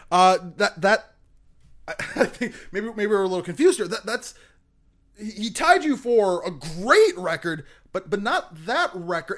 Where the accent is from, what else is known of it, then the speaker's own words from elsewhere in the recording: United States; I'm an American